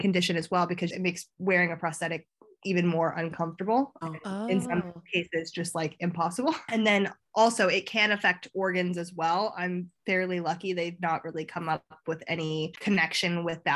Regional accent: a small town outside of Chicago, Illinois, United States; moved away as an adult; now in London, United Kingdom; I'm from a small town outside of Chicago.

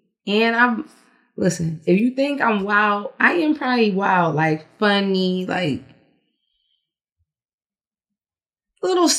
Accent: Philadelphia, Pennsylvania, United States; now in Atlanta, United States; I'm from Philadelphia.

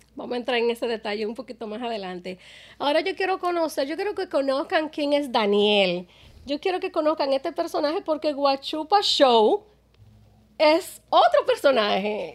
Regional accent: Dominican Republic; moved away; Yo soy dominicana

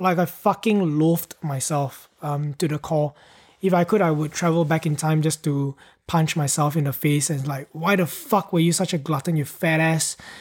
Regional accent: Penang, Malaysia; I moved from my hometown to Penang.

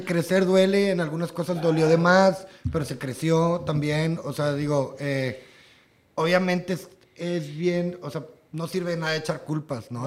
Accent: Matamoros, Tamaulipas, Mexico; moved away; also born or lived in Monterrey; nosotros tenemos una bandilla de punk, somos de Matamoros

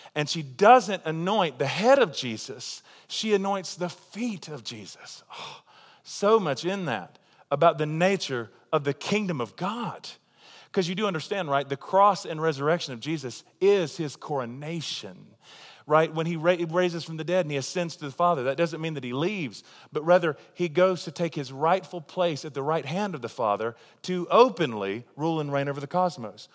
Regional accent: United States; also born or lived in Tulsa, Oklahoma

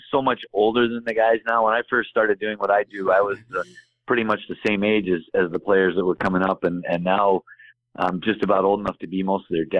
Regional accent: Chicago, Illinois, United States; now in Connecticut, United States; I'm from Chicago originally

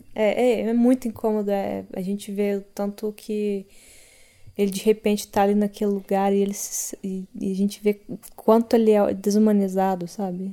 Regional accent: Cerrado, Brazil; eu cresci no Cerrado

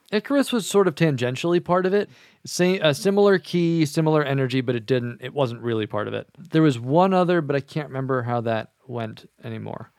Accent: Kentucky, United States; I'm from Kentucky

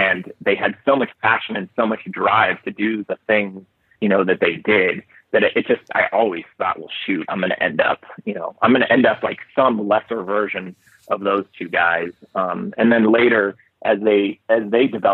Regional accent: Palos Verdes, California, United States; also born or lived in Napa Valley, California; now in Montana, United States; I'm not from the Bitterroot Valley. I'm not from Montana. I was born and raised in Los Angeles, right near the ocean, a place called Palos Verdes

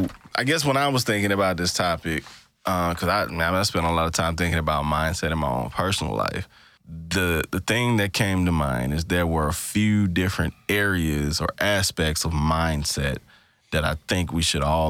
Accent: Greenville, Mississippi, United States; my people in Greenville, Mississippi, my hometown

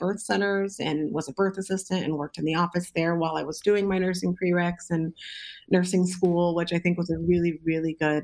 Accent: Southern California, United States; moved away as an adult; also born or lived in Alaska; now in Detroit, United States; I am originally from Southern California

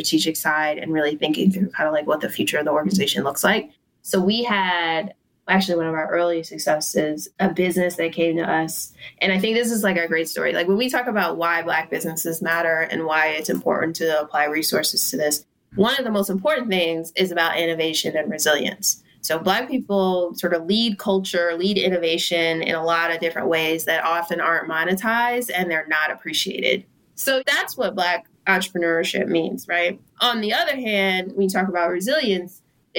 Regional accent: Philadelphia, Pennsylvania, United States; now in Oakland, United States; I'm not going to claim from here because I'm from Philadelphia and I love that.

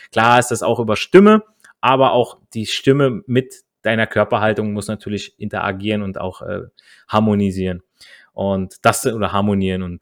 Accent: Italy; ich als Italiener spreche viel mit meinen Händen

